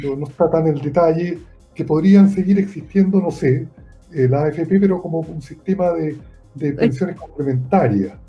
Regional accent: Santiago, Santiago Metropolitan Region, Chile; yo soy de Santiago

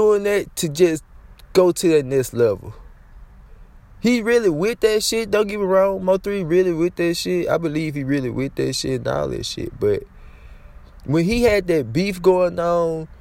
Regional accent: Louisiana, United States; I'm from Louisiana

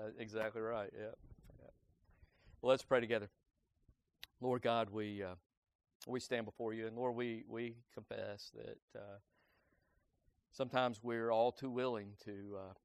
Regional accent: United States; us as American citizens

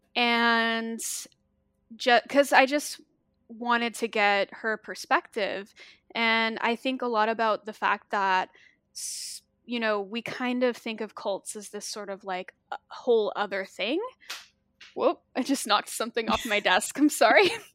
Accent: Arkansas, United States; I grew up in the Bible Belt, um, I'm from Arkansas, and I grew up in a very conservative Christian town

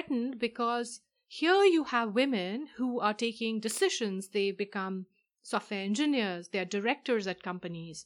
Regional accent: India; moved away; I am from India myself

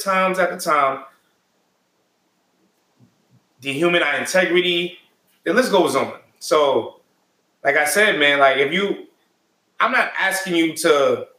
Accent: New York City, New York, United States; I'm born and raised in Brooklyn, New York, Brownsville area. Predominantly black neighborhood my whole life. I went to predominantly black high school, Boys and Girls High School. And then I went to HBCU, Lincoln University

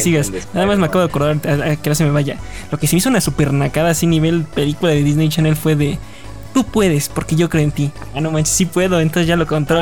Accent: Mexico; somos de México

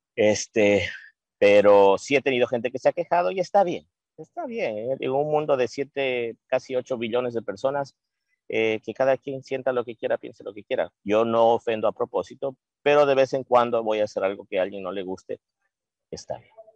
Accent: Loja, Ecuador; moved away; todos somos lo mismo, somos artistas de Ecuador

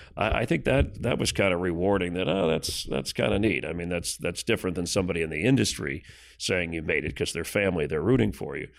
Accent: Miami, Florida, United States; moved away as an adult; in my hometown had my dream job

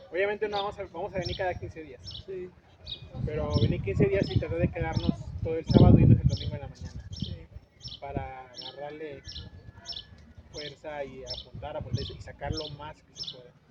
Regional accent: Tampico, Tamaulipas, Mexico; now in San Luis Potosí, Mexico; Sí, yo, soy de Tampico, Tamaulipas.

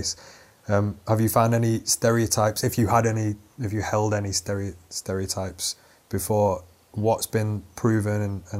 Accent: Atherton, North West England, United Kingdom; you went to my hometown, right? Which one's that? Where Phil Sutton is from, Atherton.

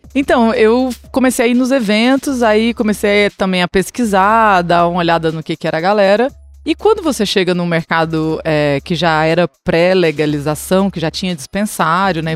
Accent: Chapada dos Veadeiros, Goiás, Brazil; moved away as an adult; also born or lived in Brasília / Goiânia / Salvador, Brazil; now in Vancouver, Canada; sou da Chapada dos Veadeiros, em Goiás

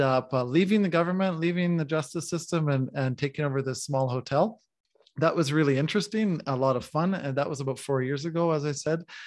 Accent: the Canadian Prairies, Canada; moved away as an adult; also born or lived in Manitoba / Saskatchewan; now in Mexico; I'm a Canadian coming from the prairies. Manitoba and Saskatchewan are the provinces I come from on the prairies of Canada.

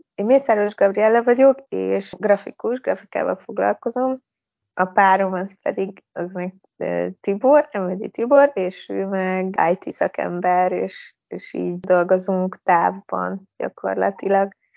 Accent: Debrecen, Hajdú-Bihar, Hungary; moved away as an adult; now in Tirana, Albania; mi ugye alapból debreceniek vagyunk, tehát onnan, onnan indultunk

